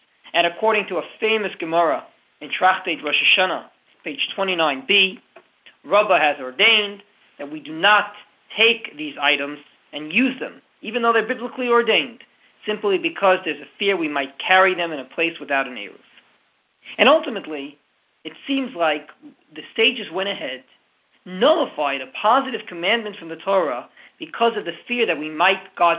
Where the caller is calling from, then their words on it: Halifax, Nova Scotia, Canada; I'm calling you from Halifax, Nova Scotia